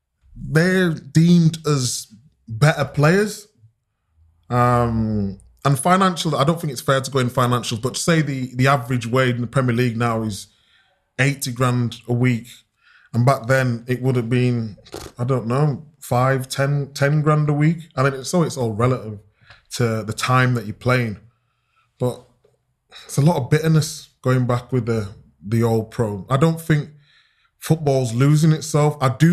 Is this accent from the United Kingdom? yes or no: yes; Chapeltown, Yorkshire and the Humber, United Kingdom; Dad still lives in the old house I was brought up in Chapeltown. He won't move.